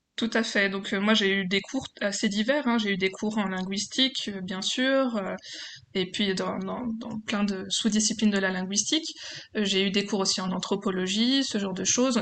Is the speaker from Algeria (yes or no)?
no; Besançon, Bourgogne-Franche-Comté, France; je viens de Besançon en Franche-Comté.